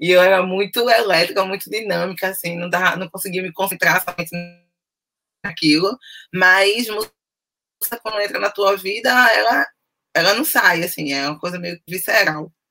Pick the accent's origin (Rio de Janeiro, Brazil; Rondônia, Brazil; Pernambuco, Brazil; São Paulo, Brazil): Pernambuco, Brazil; Recife; nasci e moro no Recife, capital de Pernambuco, cidade litorânea, efervescente culturalmente, né, cheio de arte e tal.